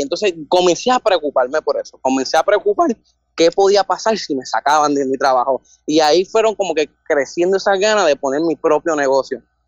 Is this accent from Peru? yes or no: no; Bayamón, Puerto Rico; 24 de Bayamón